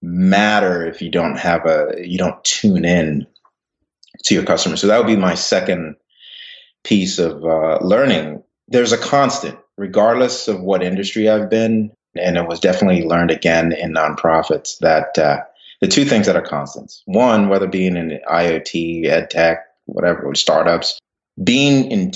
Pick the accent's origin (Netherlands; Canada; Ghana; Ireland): Ghana; also born or lived in England; now in United States; So I was born in England, moved to West Africa, Ghana, and then moved to the U.S.